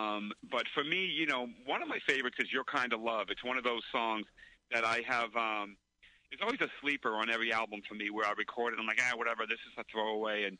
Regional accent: Lowell, Massachusetts, United States; I grew up in Lowell, Massachusetts.

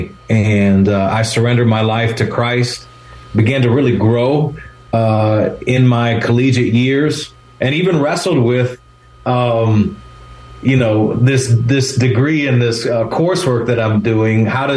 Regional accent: Michigan, United States; moved away as an adult; also born or lived in Chicago, Illinois; now in California, United States; where I grew up in Michigan was a small town of about 5,000 people

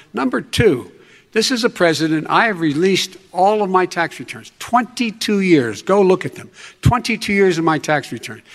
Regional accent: Scranton, Pennsylvania, United States; moved away; also born or lived in Claymont, Delaware; the middle class families like I grew up in Scranton and Claremont

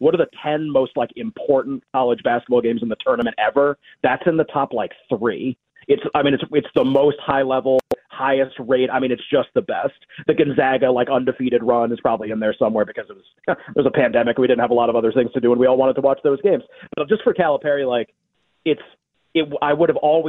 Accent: Massachusetts, United States; I grew up in Massachusetts. That's where we moved there when I was a couple of years old.

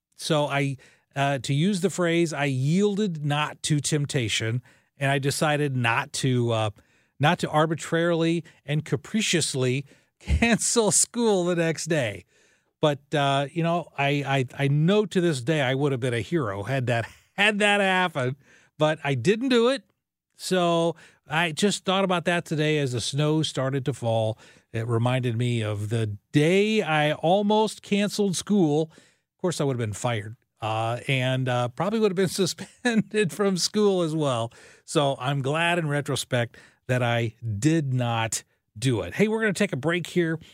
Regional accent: Southern Illinois, United States; moved away; my hometown radio station was five thousand watts

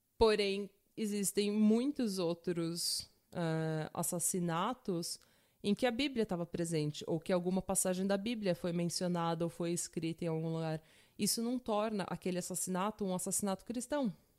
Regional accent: São Paulo, Brazil; eu sou de São Paulo, terra da garoa

